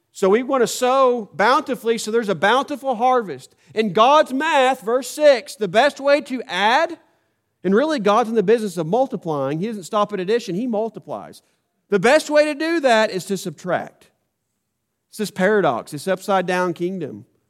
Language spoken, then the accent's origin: English; United States; I was born in the United States of America